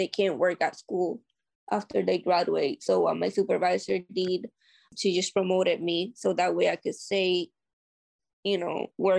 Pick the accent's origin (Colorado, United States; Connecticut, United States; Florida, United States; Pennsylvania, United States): Connecticut, United States; New Britain; I'm from New Britain.